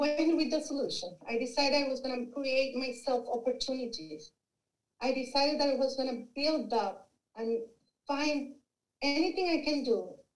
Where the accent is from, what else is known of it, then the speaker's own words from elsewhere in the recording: Mexico; English is a second language; moved away as an adult; also born or lived in Arkansas; I'm originally from Mexico